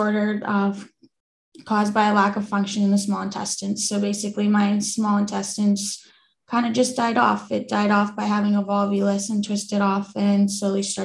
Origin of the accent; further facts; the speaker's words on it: Metković, Dubrovnik-Neretva County, Croatia; I'm originally from Metković, Croatia. In Europe.